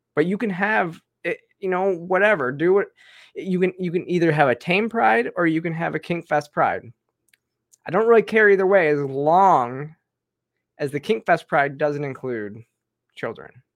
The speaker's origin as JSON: {"language": "English", "region": "Georgia", "country": "United States", "said": "my home state in Georgia"}